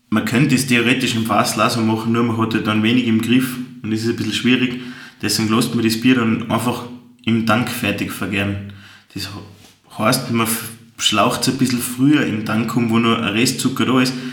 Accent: Austria; Bei uns in Österreich gibt es leider kein wirkliches Gesetz dafür.

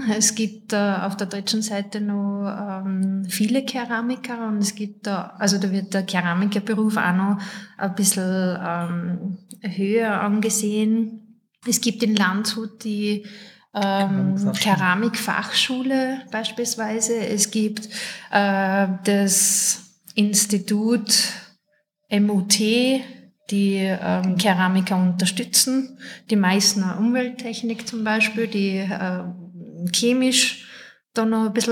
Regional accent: Austria; Und bei uns in Österreich gibt's im Burgenland äh, die ähm, Ceramico GmbH.

